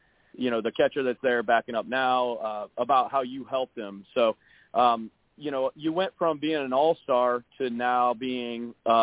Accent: St. Louis, Missouri, United States; moved away; growing up in St. Louis

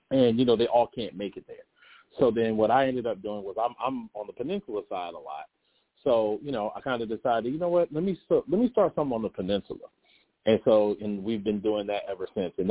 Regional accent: Amityville, New York, United States; moved away; So I'm originally from New York, Long Island, New York, and Amityville, right? So, you know, my dad moved us down here.

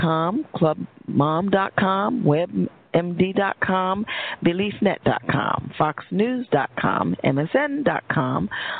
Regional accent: Westchester, New York, United States; now in Pennsylvania, United States; I grew up in New York State, out there in Westchester, New York

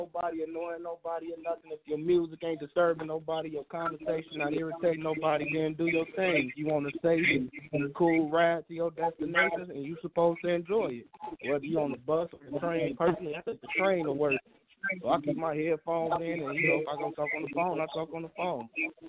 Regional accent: Chicago, Illinois, United States; I'm from Southside Chicago.

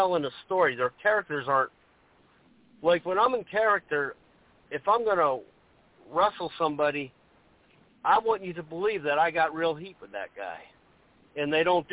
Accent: the South, United States; I grew up in the South

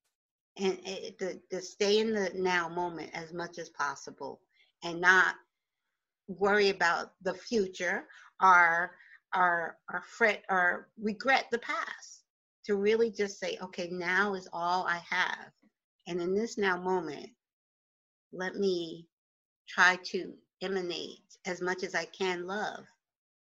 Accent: Oakland, New Jersey, United States; accent: Jersey; moved away as an adult; also born or lived in Newark, New Jersey / Virginia; now in Poconos, United States; I was born in Newark and raised in Bergen County. I went to school in Oakland, New Jersey from sixth grade through high school

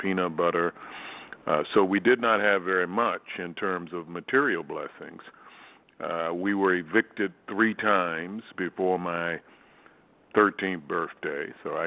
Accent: Baltimore, Maryland, United States; I grew up in Baltimore, Maryland

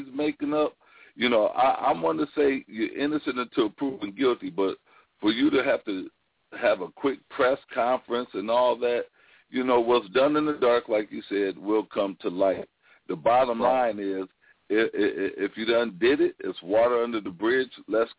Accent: New York, United States; now in Toledo, United States; I was born and raised in New York.

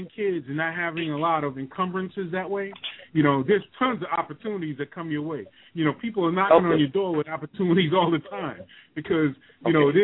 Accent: New York, United States; moved away; I'm originally from New York

